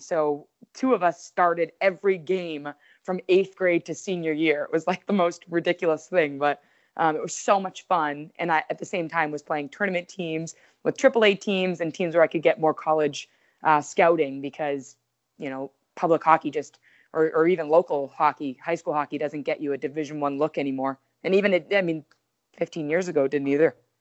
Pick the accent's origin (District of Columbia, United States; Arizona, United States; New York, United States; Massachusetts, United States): Massachusetts, United States; Waltham; also born or lived in Connecticut; I'm from Waltham. So, I lived fifteen minutes from my actual home